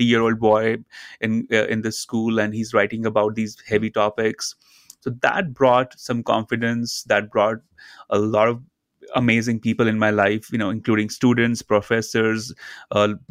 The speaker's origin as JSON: {"language": "English", "country": "India", "tie": "born or raised there", "said": "I grew up in India, in a very small town near the Himalayan mountains."}